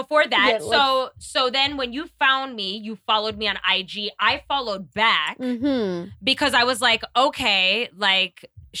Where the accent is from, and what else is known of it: New York, United States; born or raised there; moved away as an adult; now in Kenya